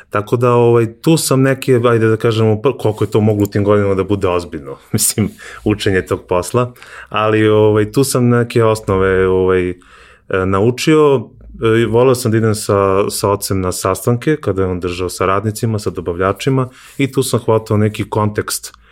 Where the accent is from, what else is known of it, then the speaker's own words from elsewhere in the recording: Kovin, Vojvodina, Serbia; pošto je moj otac vlasnik fotografske radnje u Kovinu, ja sam iz Kovina